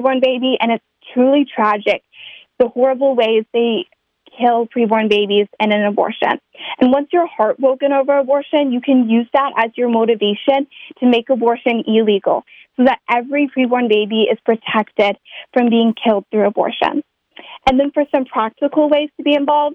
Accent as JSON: {"language": "English", "region": "Kansas", "country": "United States", "tie": "born or raised there", "said": "my home state of Kansas"}